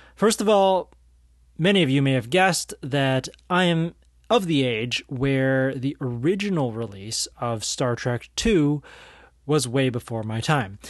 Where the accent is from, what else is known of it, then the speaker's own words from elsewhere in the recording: San Francisco Bay Area, California, United States; I am from the San Francisco Bay Area